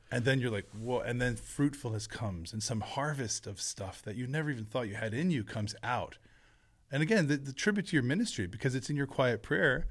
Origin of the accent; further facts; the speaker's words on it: New Jersey, United States; the blueberry fields of where I grew up in South Jersey